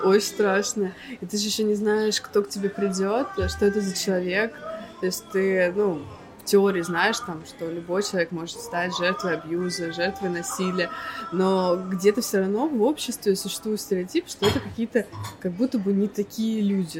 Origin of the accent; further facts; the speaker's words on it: Saint Petersburg, Russia; moved away as an adult; now in Cyprus; я из Петербурга